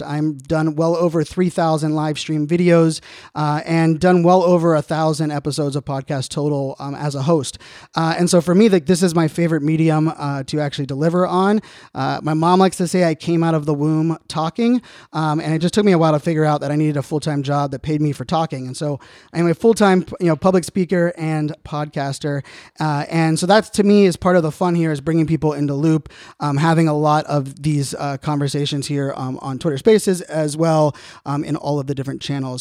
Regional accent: Virginia Beach, Virginia, United States; I grew up in Virginia Beach.

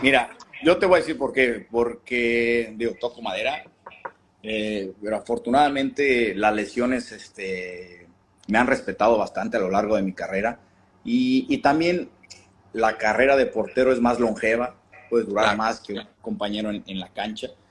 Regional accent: Mexico; como mexicano

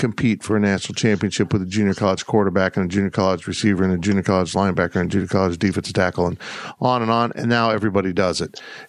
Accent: Kansas, United States; also born or lived in South Florida; Tropical Christmas feels normal to me, even though I grew up in Kansas

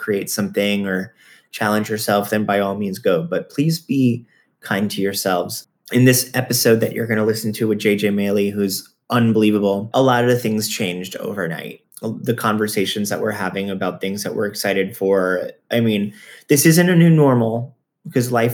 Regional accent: Florida, United States; I'm from Florida. I actually grew up going to Lion Country Safari

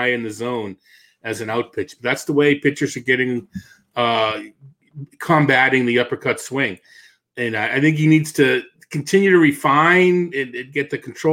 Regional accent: Missouri, United States; I'm from Missouri

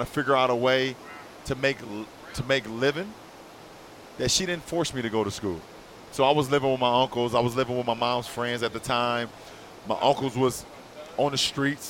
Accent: Akron, Ohio, United States; Growing up in Akron, Ohio

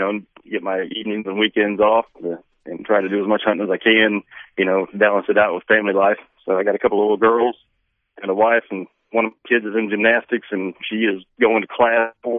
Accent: Rockaway Beach, Missouri, United States; moved away; I'm born and raised in Missouri, originally from Branson area, a little town called Rockaway Beach, down on Lake Tanicomo. Joined the Air Force in 1997, so I'm just a few months away from retiring after 20 years of that.

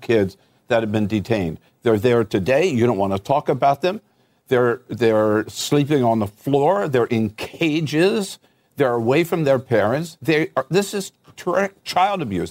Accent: California, United States; I come from California

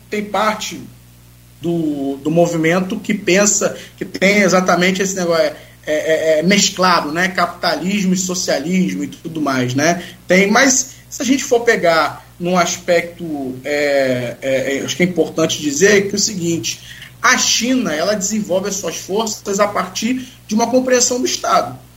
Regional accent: Brazil; Eu vou ficar no Brasil, porque eu sou brasileiro

